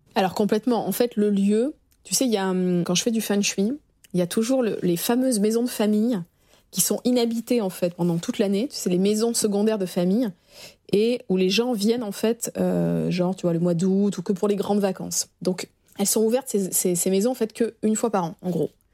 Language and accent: French; Arcachon, Nouvelle-Aquitaine, France; moved away as an adult; now in Paris, France; je suis originaire d'Arcachon, donc quand je suis arrivée à Paris il y a 20 ans